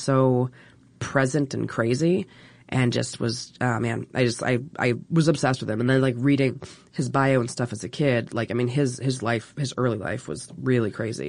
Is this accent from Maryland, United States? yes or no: yes; Baltimore area, Maryland, United States; Baltimore. Well, I say Baltimore because nobody actually knows anything about Maryland